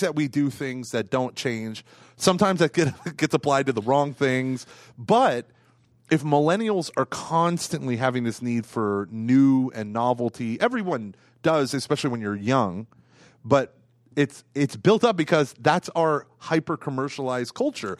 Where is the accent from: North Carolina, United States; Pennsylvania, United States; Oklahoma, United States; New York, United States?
Oklahoma, United States; Tulsa area; I love my other churches that were in my hometown